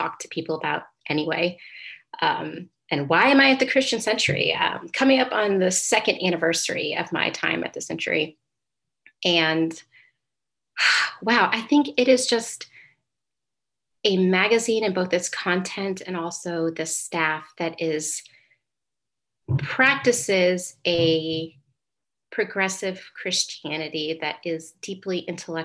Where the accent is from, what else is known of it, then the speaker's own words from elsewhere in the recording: Indiana, United States; I'm from Indiana, Hoosier pride